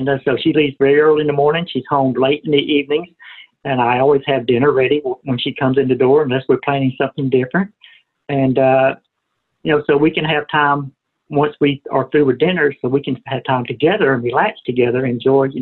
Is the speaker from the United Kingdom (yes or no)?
no; Atlanta, Georgia, United States; moved away as an adult; now in Arkansas, United States; I grew up and lived in Atlanta, Georgia my whole life